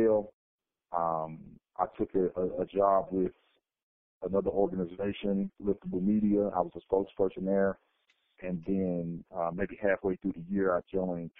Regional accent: Fort Worth, Texas, United States; moved away as an adult; also born or lived in Arizona; I was born and raised in Fort Worth, Texas

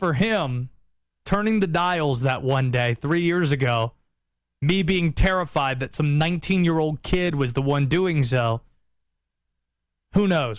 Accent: North Carolina, United States; Nobody thinks I'm from the South or grew up here, even though I did. You don't hear it in my voice.

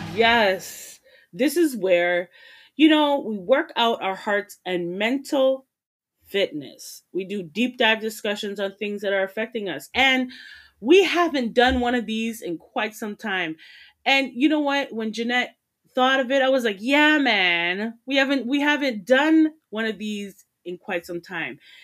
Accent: Jamaica; I'm Jamaican

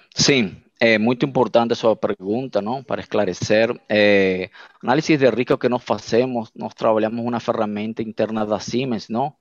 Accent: Venezuela; Portuguese is a second language; moved away as an adult; now in Brazil; eu sou venezuelano, meus pais são portugueses e minha família é brasileira

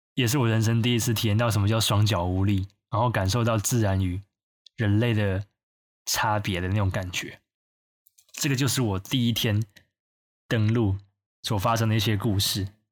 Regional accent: Taiwan; 因为你整个船上就只有我一个台湾人

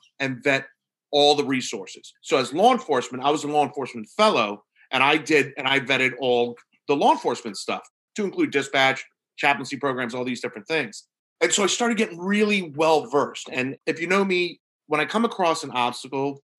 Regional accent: New York, United States; now in Norfolk, Virginia, United States; I'm from New York, even though I work down in Virginia

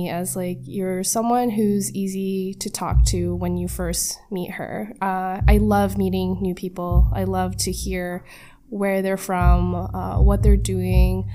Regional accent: Mississauga, Ontario, Canada; I was born here in Canada, in the lovely city of Mississauga

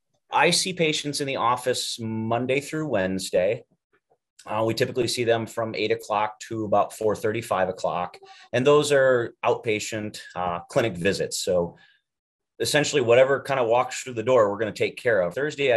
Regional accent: Iowa, United States; We came from Iowa and did all of our education there.

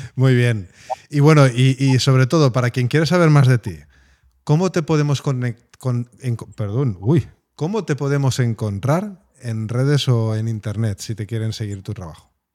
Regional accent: Spain

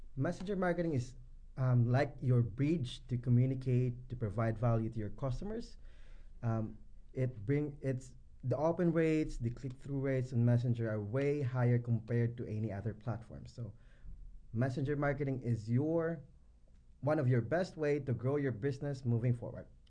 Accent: Philippines; I am from the Philippines.

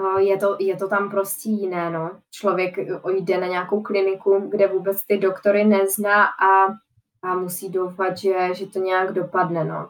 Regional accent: Czechia; já jako jediná Češka

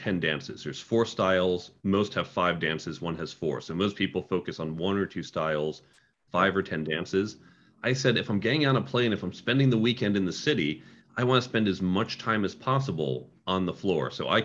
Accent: United States; also born or lived in Boston; We grew up outside of New York and Chicago, so mostly suburban environments

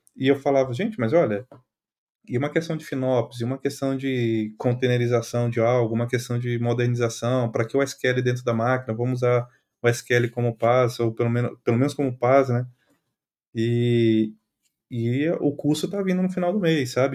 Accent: Brazil; moved away as an adult; now in Portugal; eu saí do Brasil

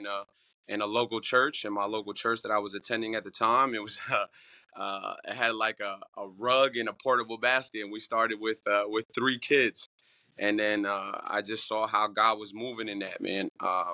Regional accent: New Jersey, United States; I'm from North Jersey

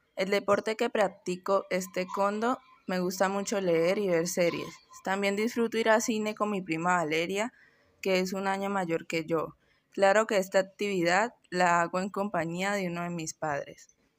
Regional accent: Tuluá, Valle del Cauca, Colombia; nací en Tuluá Valle el 8 de noviembre del 2007

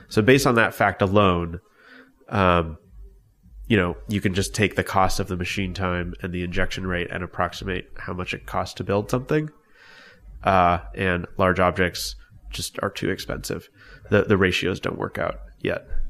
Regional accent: Long Beach, California, United States; I grew up in Long Beach, California.

